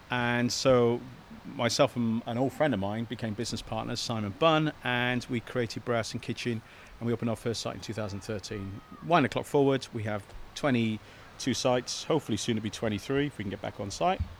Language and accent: English; Cardiff, Wales, United Kingdom; moved away as an adult; now in England; I'm from Cardiff uh, and uh, came down here, fell in love with the place, went to uni